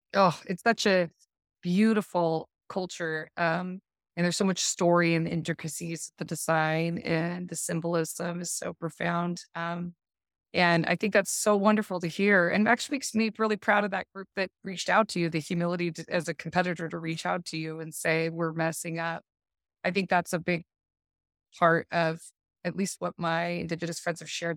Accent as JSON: {"language": "English", "town": "Park City", "region": "Utah", "country": "United States", "tie": "born or raised there", "also_born_or_lived": "North Shore of Oahu, Hawaii", "moved": "as an adult", "lives_now": "Oahu, United States", "said": "I grew up in the Park City area and I'm originally from there"}